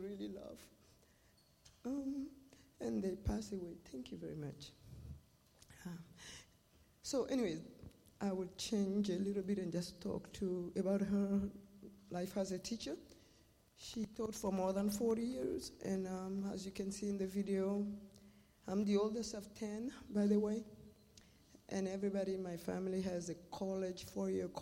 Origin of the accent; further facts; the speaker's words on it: Mali; moved away as an adult; also born or lived in Russia; now in Tri-Cities, United States; I'm from Mali, West Africa. And I've been living in the Tri-Cities for 24 years.